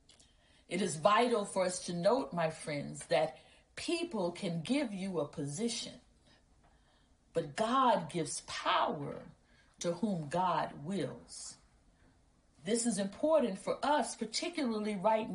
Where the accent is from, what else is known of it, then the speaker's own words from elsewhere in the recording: Birmingham, Alabama, United States; I am the daughter of the South, born and raised in Birmingham, Alabama